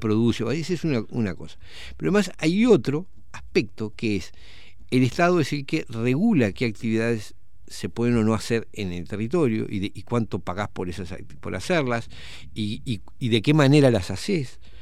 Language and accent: Spanish; Uruguay; como uruguayos